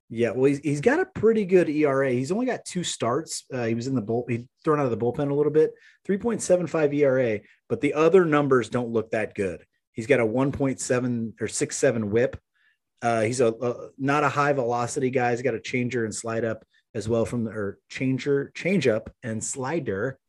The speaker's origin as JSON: {"language": "English", "town": "Maryville", "country": "United States", "tie": "born or raised there", "moved": "yes", "said": "it was fantastic to get back to Maryville. Um, yeah, that, that's my hometown"}